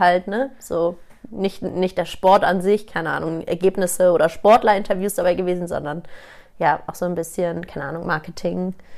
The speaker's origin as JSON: {"language": "German", "region": "Hamburg", "country": "Germany", "tie": "born or raised there", "moved": "as an adult", "lives_now": "Munich, Germany", "said": "gebürtige Hamburgerin, seit zehn Jahren jetzt aber schon in München"}